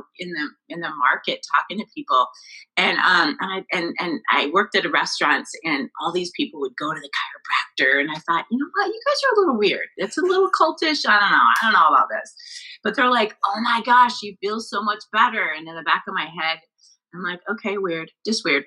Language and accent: English; Billings, Montana, United States; moved away as an adult; also born or lived in Arizona / Florida; I grew up in Billings, Montana